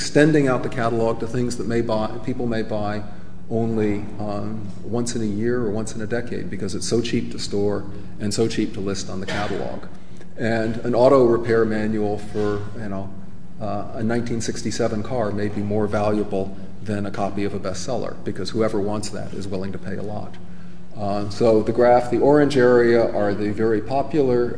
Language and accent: English; United States; as an American